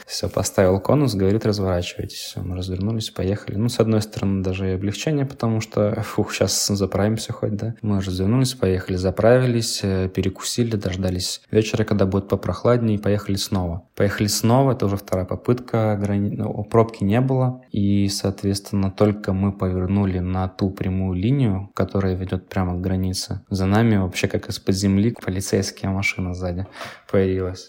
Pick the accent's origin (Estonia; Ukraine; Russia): Russia; Kaliningrad, Kaliningrad Oblast; moved away as an adult; also born or lived in Pavlodar, Kazakhstan; now in Philadelphia, United States; родились мы оба в Казахстане, но в разных городах. Она родилась в Кокчетаве, Наташа, я родился в Павлодаре. Потом мы переехали в Калининград.